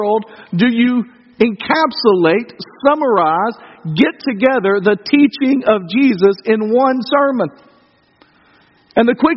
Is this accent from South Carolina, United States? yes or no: no; Dyersburg, Tennessee, United States; I grew up on a small street on the outskirts of Dyersburg, near a place called Rowellen, Tennessee.